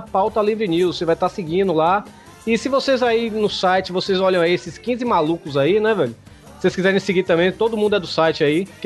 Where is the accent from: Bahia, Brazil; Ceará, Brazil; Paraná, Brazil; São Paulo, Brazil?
Bahia, Brazil; Se bem que, Hugo, você sabe, eu sou baiano, né?